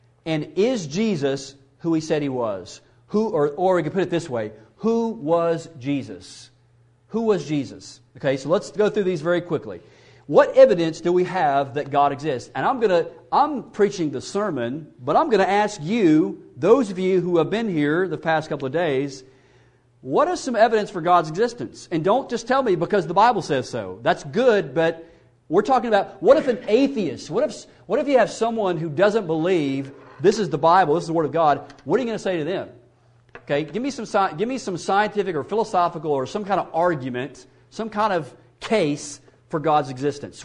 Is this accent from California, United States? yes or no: no; Mississippi, United States; I grew up in the South. I'm from Mississippi, so you can't get any further south than where I'm from